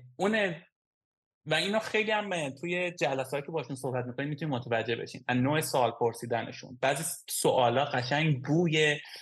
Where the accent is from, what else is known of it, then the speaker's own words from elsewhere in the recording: Iran; now in Estonia; از ایران اومدیم